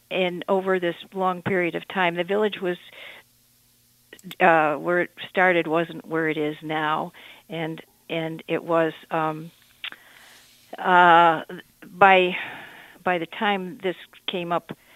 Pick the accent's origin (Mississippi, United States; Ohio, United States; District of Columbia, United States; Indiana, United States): District of Columbia, United States; Washington; born there; I was born in Washington, and we lived a lot of different places.